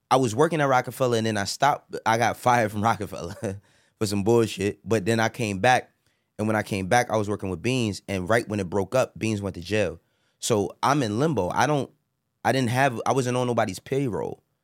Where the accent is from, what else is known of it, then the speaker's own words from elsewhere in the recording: New York City, New York, United States; I'm from Harlem